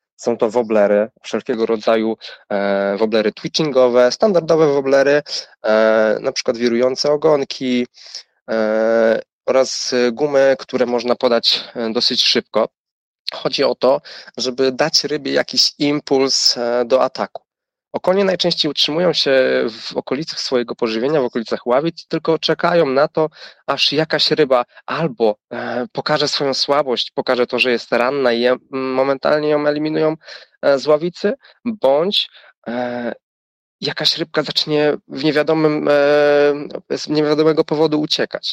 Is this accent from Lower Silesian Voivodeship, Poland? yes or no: no; Człuchów, Pomeranian Voivodeship, Poland; A ja pochodzę z małej miejscowości, z północnej Polski, z Człuchowa